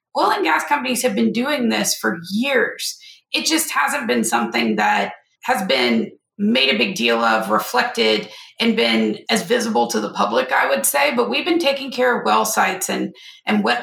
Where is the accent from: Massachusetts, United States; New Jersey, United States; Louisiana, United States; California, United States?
Louisiana, United States; North; I'm from Louisiana